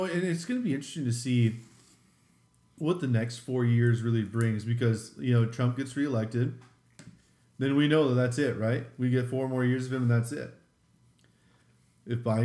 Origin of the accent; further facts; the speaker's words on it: United States; I'm an American